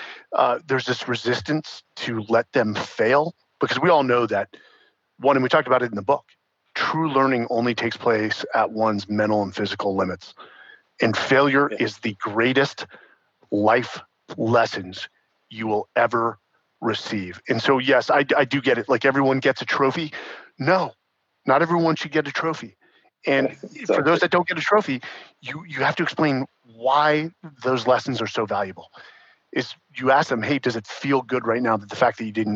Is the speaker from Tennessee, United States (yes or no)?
no; San Francisco, California, United States; born or raised there; also born or lived in Atherton, California, United States; now in Austin, United States